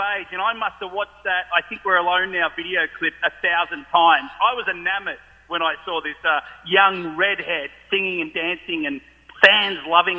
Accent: Australia; when I was growing up in Australia

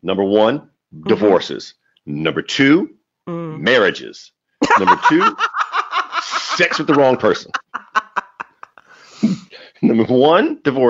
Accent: South China, China; accent: Chinese; But okay. To be fair, I am from South China.

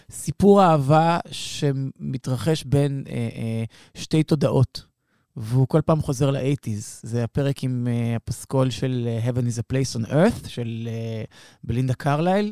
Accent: Israel; אנחנו ישראלים

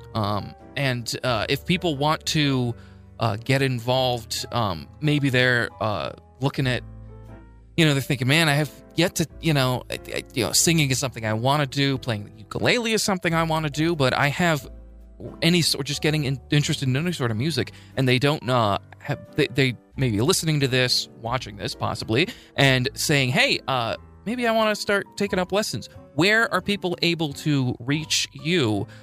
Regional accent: Springfield, United States; also born or lived in Boston, Massachusetts; I was born there, uh, lived there for six months, and then moved here to Springfield. So, pretty much grew up in Springfield

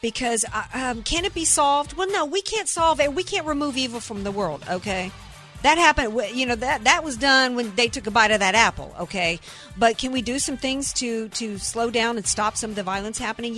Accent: Deep South, United States; I grew up in the Deep South, where every kid I went to school

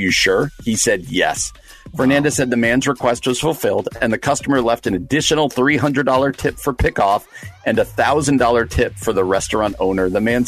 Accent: New Jersey, United States; my home state of New Jersey.

